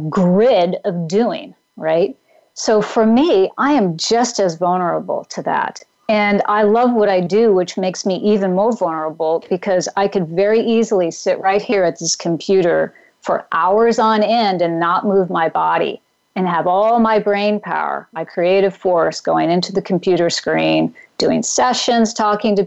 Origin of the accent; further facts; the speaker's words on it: Pacific Northwest, United States; moved away; also born or lived in Mount Tamalpais area, California; I grew up in the Pacific Northwest